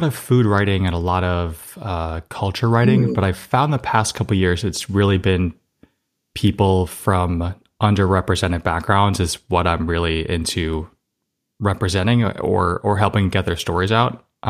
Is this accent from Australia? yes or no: no; Somerset, Massachusetts, United States; Yeah, I grew up in Somerset, Massachusetts, kind of in the southeastern Mass area.